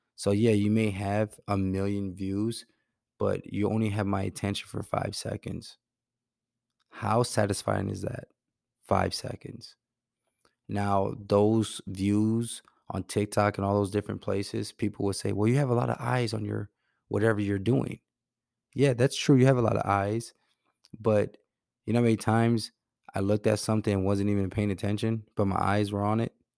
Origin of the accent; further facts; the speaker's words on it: Milwaukee, Wisconsin, United States; my hometown of Milwaukee